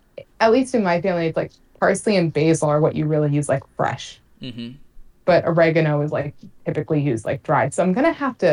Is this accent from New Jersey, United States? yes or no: yes; New Jersey, United States; I'm from New Jersey